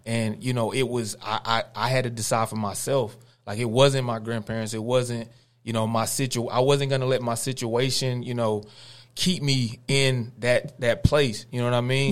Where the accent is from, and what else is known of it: Cordell, United States; born or raised there